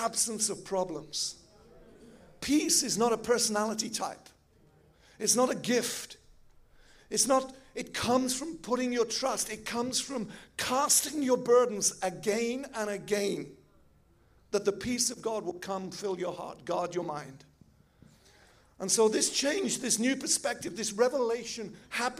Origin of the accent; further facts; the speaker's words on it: England, United Kingdom; now in Switzerland; I'm an English boy